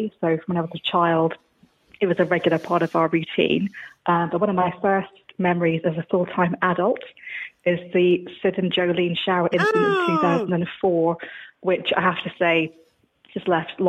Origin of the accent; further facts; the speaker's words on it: Scotland, United Kingdom; I'm a Scot.